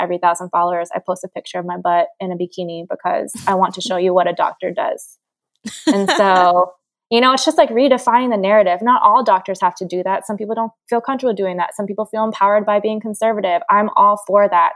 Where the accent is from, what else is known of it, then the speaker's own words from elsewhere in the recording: Hawaii, United States; I'm from Hawaii. I grew up in a bathing suit